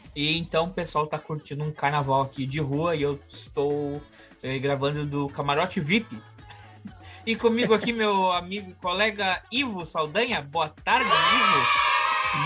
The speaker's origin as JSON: {"language": "Portuguese", "country": "Brazil", "also_born_or_lived": "Caribbean", "moved": "yes", "said": "eu sou brasileiro"}